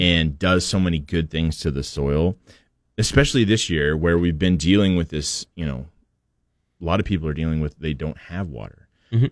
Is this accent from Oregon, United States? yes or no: yes; Portland, Oregon, United States; moved away; I grew up in Portland, where half of my life was spent under clouds and and rain